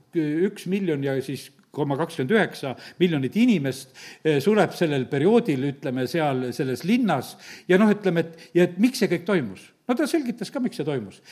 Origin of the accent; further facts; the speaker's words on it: Estonia; me oleme eestlased